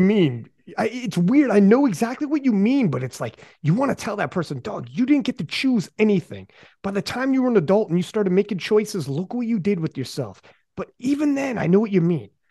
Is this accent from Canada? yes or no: yes; Canada; I'm from Canada